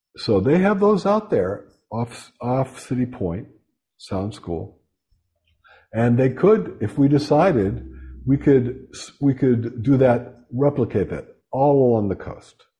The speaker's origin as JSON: {"language": "English", "town": "Pittsburgh", "region": "Pennsylvania", "country": "United States", "moved": "yes", "said": "I'm from Western Pennsylvania, shot and beer town, Pittsburgh."}